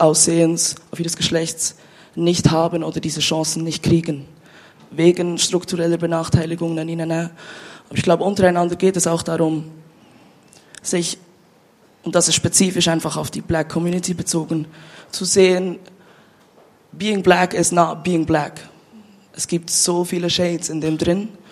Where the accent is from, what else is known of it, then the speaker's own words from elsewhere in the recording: Bern, Switzerland; moved away as an adult; now in Basel, Switzerland; ich bin ja in Bern aufgewachsen und ich bin vor fünf Jahren nach Basel gezogen